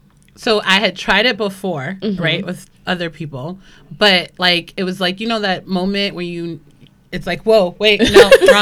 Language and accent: English; New York City, New York, United States; I'm from the Bronx. Mm-hmm. Born and raised? Born and raised in a boogie down.